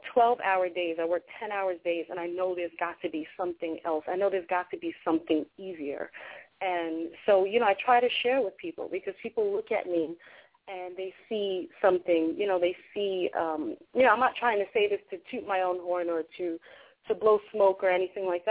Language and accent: English; New York City, New York, United States; also born or lived in Long Island; I was born in Hollis. And I was born in Hollis through crack era and all that craziness in Hollis. And that's where I was born. I was raised there until about the age of 10, 11. And then we moved out to Long Island